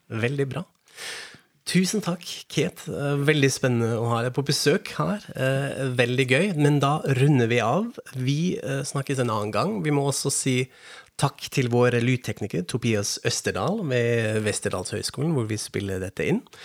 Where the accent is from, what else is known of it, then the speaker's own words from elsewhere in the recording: Frankfurt am Main, Hesse, Germany; Norwegian is a second language; moved away; jeg er fra Frankfurt am Main, fra Vest-Tyskland